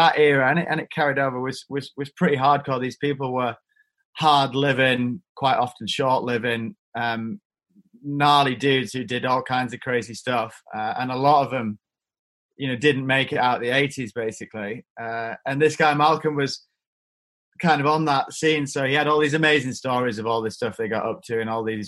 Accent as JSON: {"language": "English", "area": "Eden Valley, Cumbria", "region": "North West England", "country": "United Kingdom", "tie": "born or raised there", "said": "I'm not really from the Lake District. I'm from a place called the Eden Valley, which is just outside the national park"}